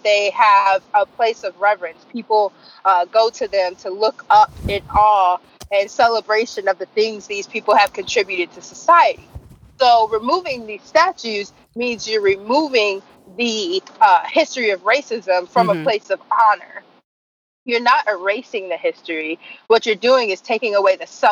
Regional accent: Memphis, Tennessee, United States; the successful removal of Confederate statues in my hometown

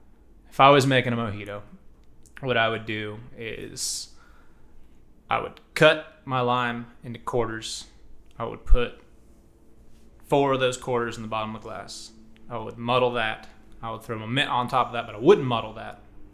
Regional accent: Columbus, United States; So I'm from Columbus. My dad's side of the family is from Central Kentucky.

